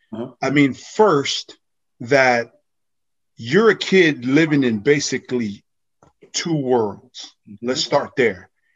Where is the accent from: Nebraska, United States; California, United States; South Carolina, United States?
California, United States; Pomona; I grew up in Pomona.